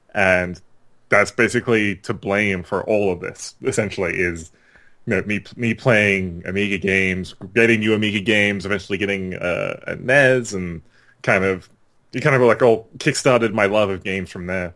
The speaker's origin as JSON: {"language": "English", "country": "Australia", "tie": "born or raised there", "said": "I grew up in Australia"}